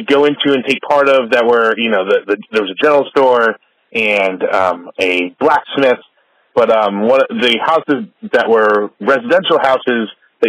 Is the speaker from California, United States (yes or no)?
no; Mount Olive, New Jersey, United States; now in Rockaway, United States; I live in Rockaway, New Jersey now, but I grew up in Mount Olive, New Jersey in western Morris County.